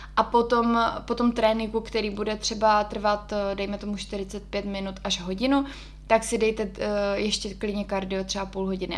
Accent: Ostrava, Moravian-Silesian Region, Czechia; moved away as an adult; now in Prague, Czechia; protože tím, že jsem z Ostravy a v té době jsem teda tam ještě bydlela

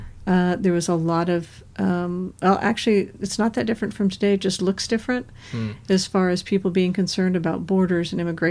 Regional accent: California, United States; I grew up in California, mostly Northern California and Central California. So it was a very different feel than Southern California.

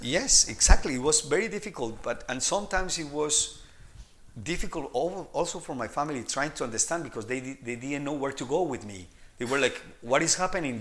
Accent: Colombia; moved away as an adult; now in Denmark; I'm originally from Colombia

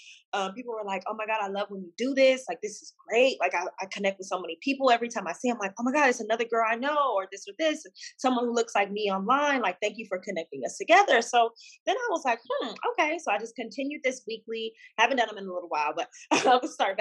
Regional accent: Houston, Texas, United States; moved away as an adult; also born or lived in Washington, D.C. area; now in Dallas, United States; I'm originally from Houston, but I moved to Dallas just to be a little bit closer to home

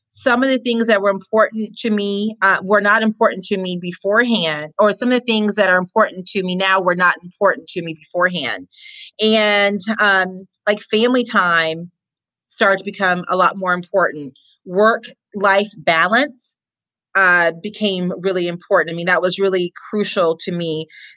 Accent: Jacksonville, Florida, United States; I am from Jacksonville, Florida, and I live in Jacksonville now.

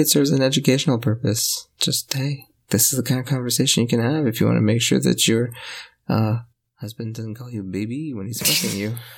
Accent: Canada; accent: French Canadian; I sound like way, way French Canadian

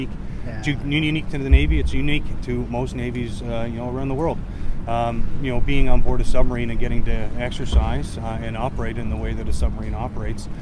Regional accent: Glace Bay, Nova Scotia, Canada; I was born and raised in Glace Bay

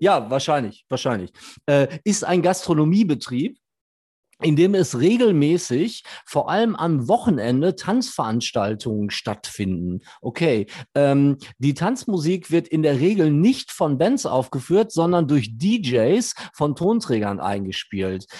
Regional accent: Gelsenkirchen, North Rhine-Westphalia, Germany; ich bin in Gelsenkirchen groß geworden

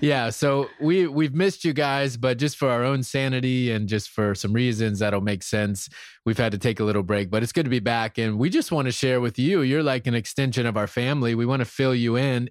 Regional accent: South Carolina, United States; moved away; I'm from South Carolina. I'm from the real South

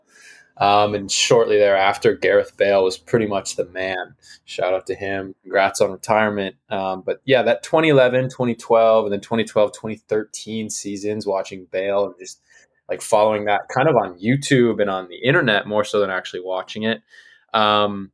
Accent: St. Paul, Minnesota, United States; now in Honolulu, United States; I'm from St. Paul, Minnesota. I'm calling you from Honolulu, Hawaii

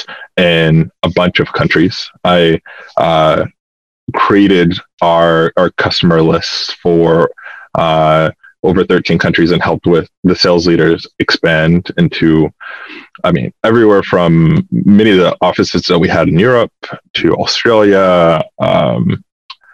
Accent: Atlanta, Georgia, United States; I'm from Atlanta, Georgia

